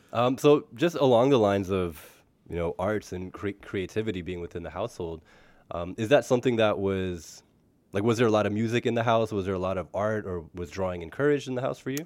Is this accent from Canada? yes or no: yes; Canada; I was born in Canada, but the first time I went to Punjab, where my parents are from